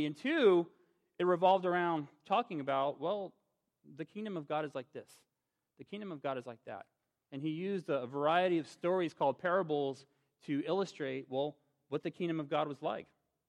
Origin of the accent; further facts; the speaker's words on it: United States; as an American